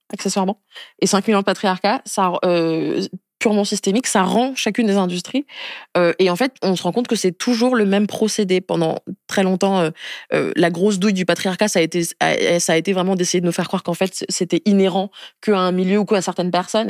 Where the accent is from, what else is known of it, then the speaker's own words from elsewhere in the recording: Niamey, Niger; je suis née au Niger il y a 26 ans, en décembre 1996, dans la capitale qui s'appelle Niamey